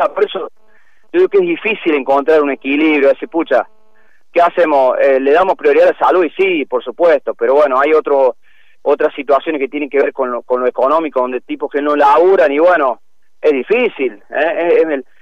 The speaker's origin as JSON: {"language": "Spanish", "country": "Argentina", "said": "yo creo que de todas maneras como como como argentinos que somos difíciles hemos hecho bastante bien las cosas"}